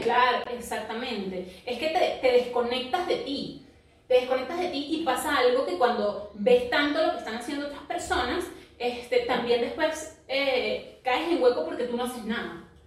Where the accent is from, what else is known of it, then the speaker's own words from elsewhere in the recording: Venezuela; now in Lima, Peru; somos inmigrantes, vivimos en otro país diferente, un país diferente al de nuestras familias o nuestra región, porque somos venezolanas y vivimos en Lima